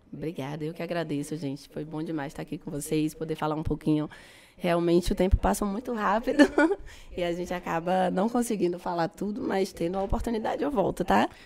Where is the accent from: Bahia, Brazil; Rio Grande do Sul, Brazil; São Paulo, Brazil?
Bahia, Brazil; Feira de Santana; Eu cresci ali na Mangabeira